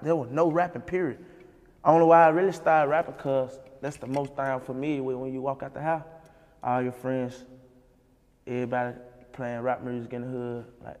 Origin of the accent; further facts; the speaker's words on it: Memphis, Tennessee, United States; I'm from Third Wall.